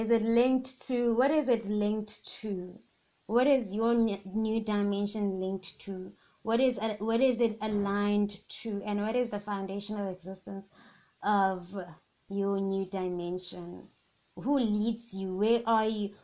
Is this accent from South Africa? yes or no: yes; KwaZulu-Natal, South Africa; first language Zulu; English is a second language; I'm from the Zulu tribe